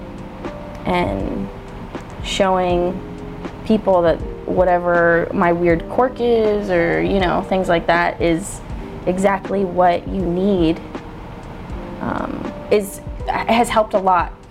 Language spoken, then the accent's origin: English; Port St. Lucie, Florida, United States; also born or lived in Orlando; growing up in Port St. Lucie, my parents had so much money